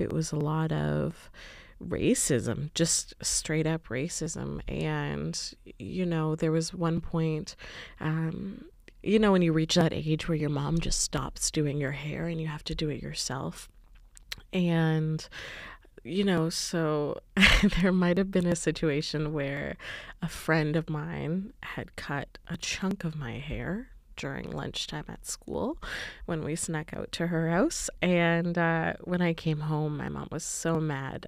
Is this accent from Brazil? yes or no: no; Canada